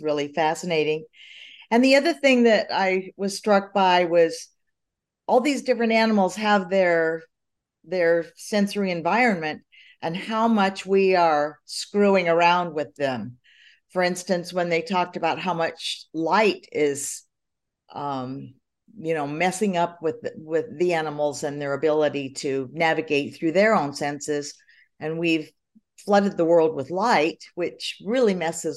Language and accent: English; Cedar City, Utah, United States; moved away; I grew up in Cedar City, Utah, where everything was like 99% Mormon